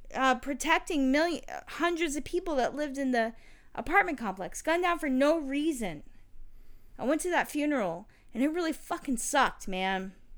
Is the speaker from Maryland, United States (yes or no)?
no; St. Petersburg, Florida, United States; I grew up in the South Side St.